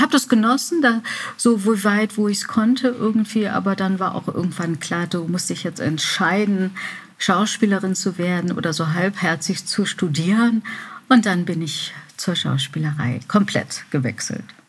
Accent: Remscheid, North Rhine-Westphalia, Germany; während Abiturszeiten und so in Remscheid, wo ich geboren bin

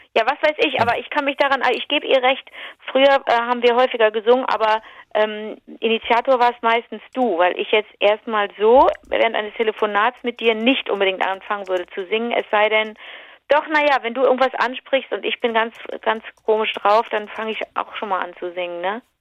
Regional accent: Rhineland, Germany; bei uns im Rheinland sind Teilchen so Gebäck, ist Plundergebäck

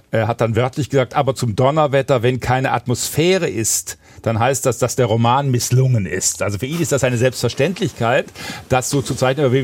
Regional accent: Baden-Württemberg, Germany; ich komme ja aus Schwaben und dieser schwäbische Kommissar hat natürlich bis in den Trenchcoat hinein Maigret-Züge.

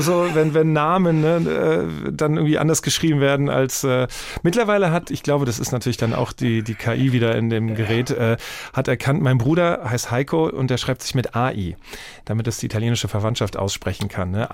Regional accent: Wiesbaden, Hesse, Germany; accent: Hessian; moved away; Ich komme ja aus Wiesbaden und sehr hessisch geprägt

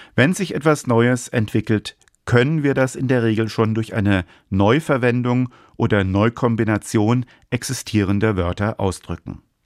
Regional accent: Germany; als Deutscher

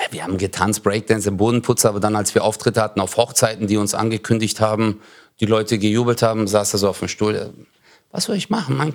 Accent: Turkey; Aber ja, für uns war es halt äh, so als Türke immer, deswegen machen wir das auch auf der Bühne, weißt du?

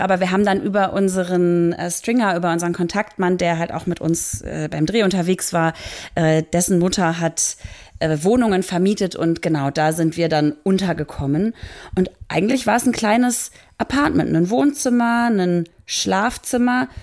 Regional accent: Germany; ich als Deutsche

